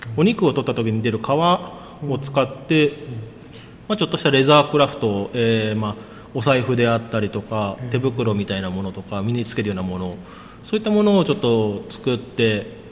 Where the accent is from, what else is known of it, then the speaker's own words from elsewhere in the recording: Kasukabe, Saitama, Japan; moved away as an adult; also born or lived in Kumano, Mie; now in Maebashi, Japan; 埼玉県の春日部市が出身なんですが